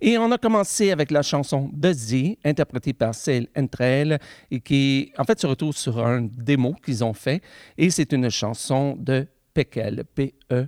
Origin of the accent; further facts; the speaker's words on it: the Gatineau, Quebec, Canada; la Gatineau, ben, ça, c'est mon coin de pays, c'est là que j'ai grandi